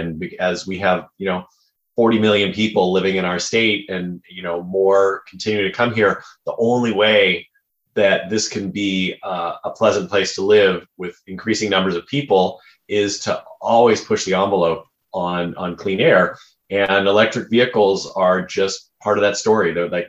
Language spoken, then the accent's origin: English; Los Angeles, California, United States; also born or lived in Berkeley, California; I grew up in the San Fernando Valley in Sherman Oaks, and I still live in Los Angeles, although I've had a number of adventures along the way and haven't always lived here.